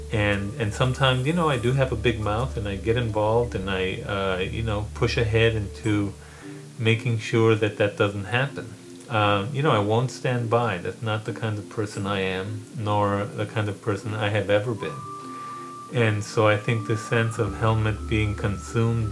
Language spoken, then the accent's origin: English; El Paso, Texas, United States; moved away as an adult; I grew up on the Mexican-American border in Isleta, right outside the outskirts of El Paso, Texas, in a colonia